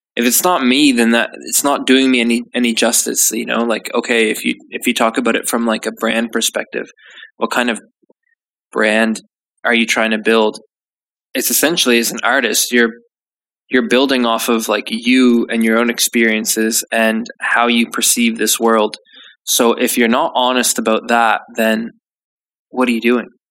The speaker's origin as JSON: {"language": "English", "country": "Canada", "moved": "yes", "lives_now": "United Kingdom", "said": "I'm Canadian"}